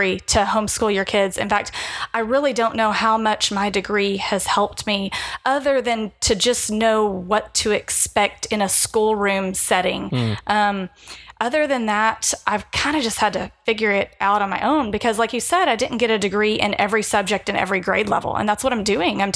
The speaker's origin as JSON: {"language": "English", "town": "Fort Worth", "region": "Texas", "country": "United States", "said": "I'm from Fort Worth."}